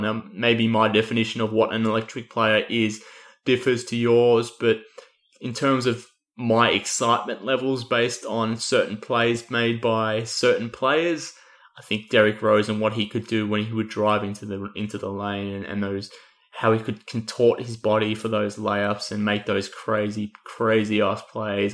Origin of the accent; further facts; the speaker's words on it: Australia; accent: Australian; given my accent, um, you would pick up that I'm probably a bit of a homer when it comes to all things Matthew Dellavedova